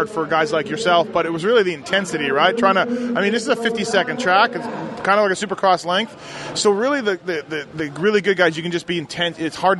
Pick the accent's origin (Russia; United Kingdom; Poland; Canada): Canada; Being a Canadian guy